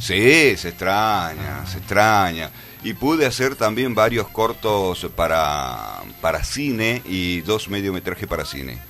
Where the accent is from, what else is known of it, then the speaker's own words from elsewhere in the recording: Tucumán, Argentina; also born or lived in Cruz Alta / Alderetes / La Banda; nací acá en Tucumán. Eh, bueno, viví en el Empalme